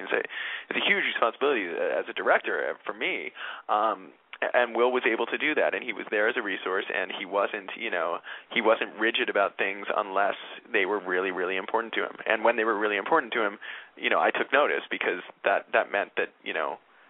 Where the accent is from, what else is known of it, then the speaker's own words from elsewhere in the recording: New York, United States; And I grew up in New York